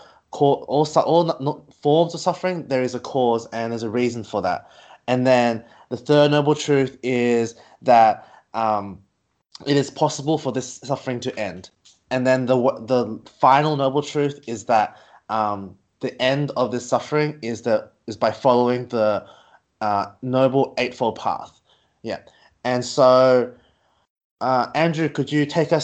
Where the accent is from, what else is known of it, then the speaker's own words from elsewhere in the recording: Wollongong, New South Wales, Australia; accent: Australian; I'm from Australia. As you can see from my accent, I am involved at the temple in Australia down at Wollongong